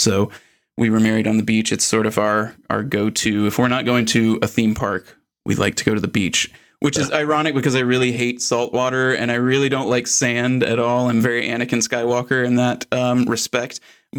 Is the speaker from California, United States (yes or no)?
no; Atlanta, Georgia, United States; I grew up in Atlanta